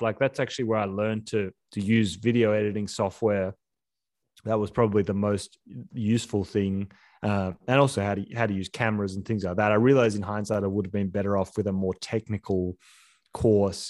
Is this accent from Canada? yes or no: no; Sydney, New South Wales, Australia; We grew up in Sydney near the beach.